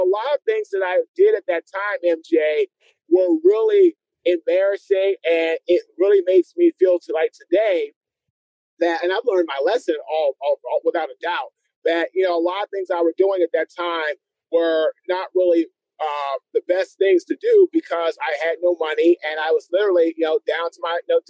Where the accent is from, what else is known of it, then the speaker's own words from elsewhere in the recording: Washington, District of Columbia, United States; also born or lived in White Oak, Maryland; Washington, D.C., my friend.